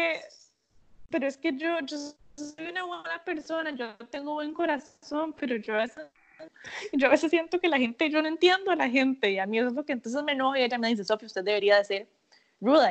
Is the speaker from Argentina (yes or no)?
no; Costa Rica; moved away as an adult; now in United States; por ser criada en una cultura tan bonita